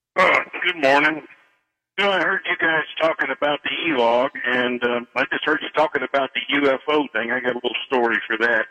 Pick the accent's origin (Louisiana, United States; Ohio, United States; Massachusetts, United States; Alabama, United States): Ohio, United States; Fairborn; I grew up in Fairborn, Ohio